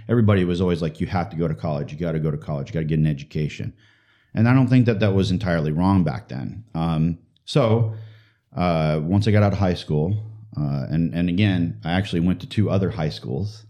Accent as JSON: {"language": "English", "town": "St. Louis", "region": "Missouri", "country": "United States", "tie": "born or raised there", "said": "I was born in Saint Louis, Missouri"}